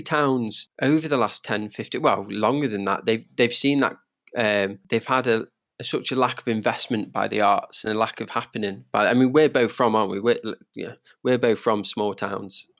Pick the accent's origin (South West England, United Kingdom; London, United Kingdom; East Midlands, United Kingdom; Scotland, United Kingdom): East Midlands, United Kingdom; Derby; I'm from Derby